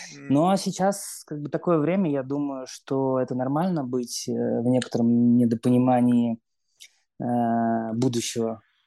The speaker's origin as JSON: {"language": "Russian", "region": "Moscow", "country": "Russia", "tie": "born or raised there", "moved": "as an adult", "lives_now": "Europe", "said": "я родился в Москве, всю жизнь прожил в Москве"}